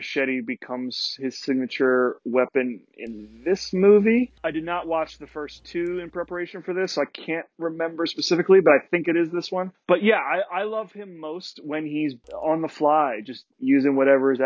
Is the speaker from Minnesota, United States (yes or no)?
no; New Jersey, United States; I'm not from the Pine Barrens, but I am from South Jersey, like right near the Pine Barrens